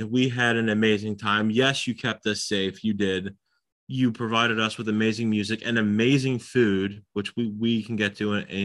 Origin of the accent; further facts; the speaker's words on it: Texas, United States; That's what my profile name on all the internet sites says. I'm from Texas.